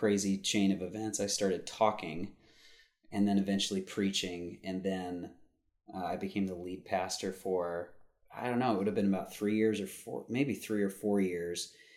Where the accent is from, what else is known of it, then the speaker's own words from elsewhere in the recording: Southern California, United States; I was born and raised in Southern California